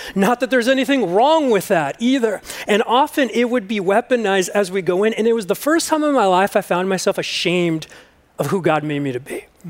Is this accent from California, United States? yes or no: yes; Los Angeles, California, United States; I grew up in the Mission Hills area of the San Fernando Valley, and I grew up in a population of a lot of Spanish people, people that looked and sounded like me and my family.